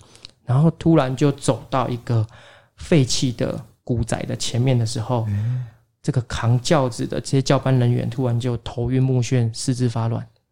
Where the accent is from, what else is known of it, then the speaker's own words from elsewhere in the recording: Taiwan; 因为在日据时期的时候，我们台湾人都会有一个不好的习惯，就是如果因为重男轻女，如果生到女的话，嗯，就会把她溺死之类的。